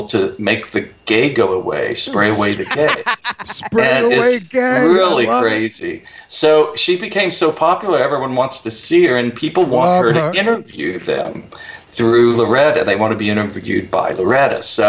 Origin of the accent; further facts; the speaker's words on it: United States; also born or lived in Oklahoma / Texas; growing up in Oklahoma and Texas